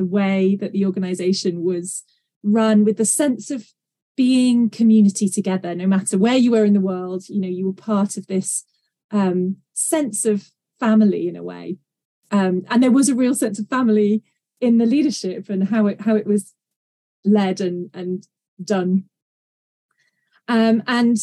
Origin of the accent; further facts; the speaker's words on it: England, United Kingdom; also born or lived in Maryland; I'm from England in the UK, and I currently live in North Yorkshire in the beautiful Dales.